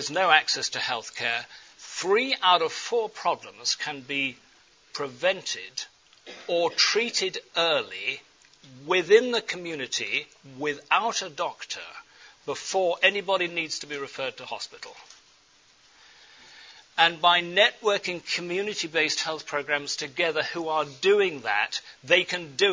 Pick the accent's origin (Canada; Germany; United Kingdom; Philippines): United Kingdom; England; accent: English; My English accent